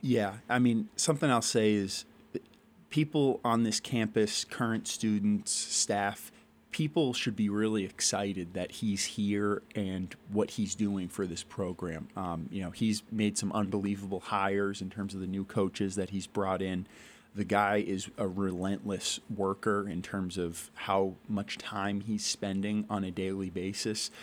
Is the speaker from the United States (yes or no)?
yes; Shrewsbury, Massachusetts, United States; also born or lived in Worcester, Massachusetts / Providence, Rhode Island / Amherst, Massachusetts; I was born in Worcester, Mass. I grew up in Shrewsbury, Massachusetts, went to high school in Worcester